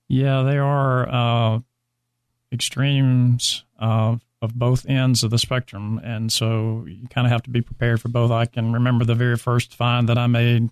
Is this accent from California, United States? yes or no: no; Alabama, United States; moved away as an adult; now in Dallas, United States; I did become a reserve deputy in my hometown in Alabama as when I became 21